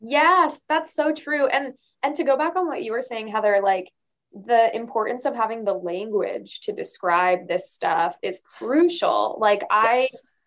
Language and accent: English; Arizona, United States; moved away as an adult; I grew up mostly in Arizona um, in a really, really conservative area